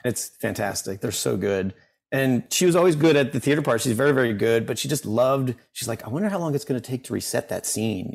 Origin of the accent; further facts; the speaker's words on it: Washington, District of Columbia, United States; now in Bethesda, United States; grew up in DC